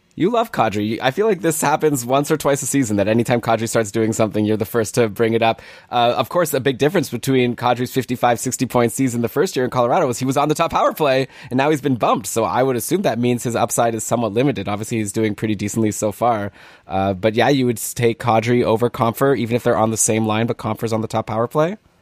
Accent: Toronto, Ontario, Canada; Toronto now, my hometown

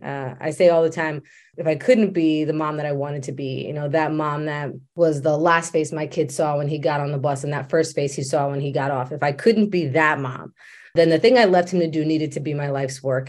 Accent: Maryland, United States; I was raised in Maryland.

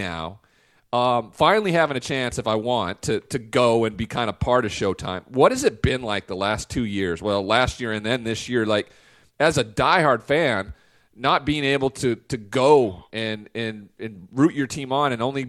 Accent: Montana, United States; now in Los Angeles, United States; I grew up in Montana, so I was nowhere near anything.

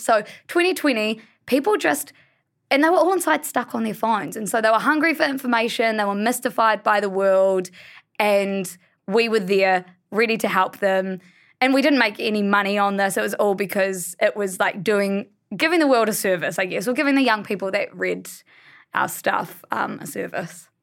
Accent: Blenheim, Marlborough, New Zealand; We're all from Blenheim, which is a small town

